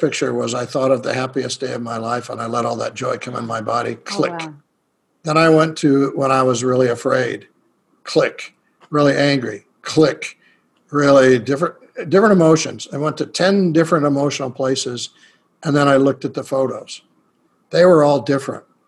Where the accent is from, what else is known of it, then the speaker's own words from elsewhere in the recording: United States; I'm a shaman from America